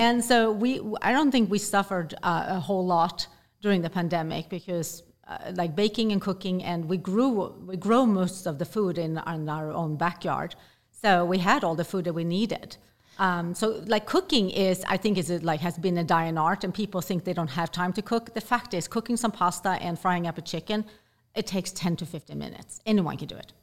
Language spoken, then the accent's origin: English; Sweden; moved away; I grew up in Sweden